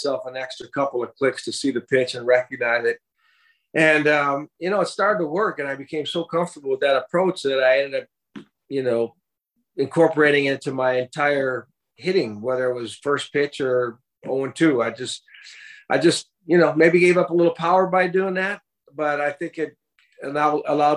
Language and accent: English; St. Paul, Minnesota, United States; I grew up right here in the Twin Cities, St. Paul side of the river here.